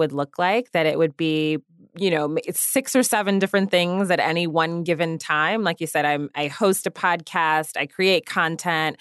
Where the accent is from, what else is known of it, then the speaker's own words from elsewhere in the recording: Washington, District of Columbia, United States; I grew up in the Washington, D.C. area